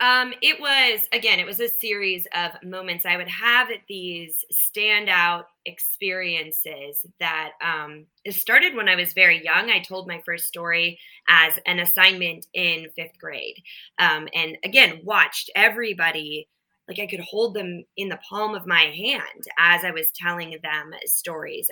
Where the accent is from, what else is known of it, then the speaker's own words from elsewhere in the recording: Minnesota, United States; I grew up in Minnesota and then we had a cabin in northern Minnesota.